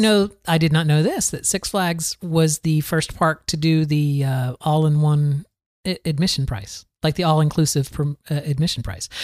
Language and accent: English; Florida, United States; I grew up here in Florida